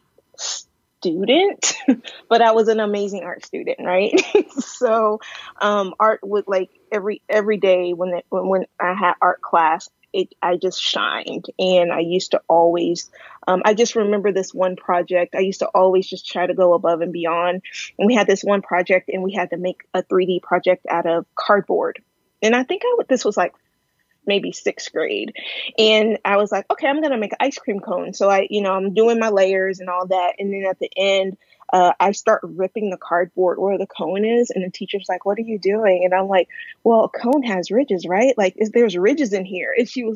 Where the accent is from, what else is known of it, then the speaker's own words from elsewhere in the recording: Texas, United States; also born or lived in Dallas, Texas / Austin, Texas; So I've always lived in Texas. So I was born near Dallas and not stayed in the same area, but all along Dallas. And then when I was probably about 8 or 10, we moved to Austin